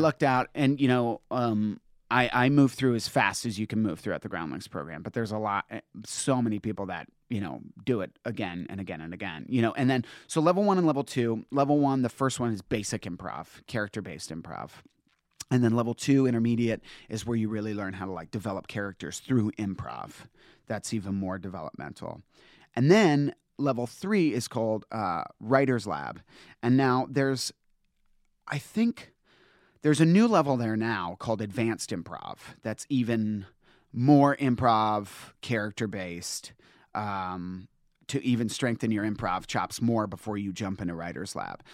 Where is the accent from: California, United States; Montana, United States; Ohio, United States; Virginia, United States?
Virginia, United States; Northern; moved away; I'm from Northern Virginia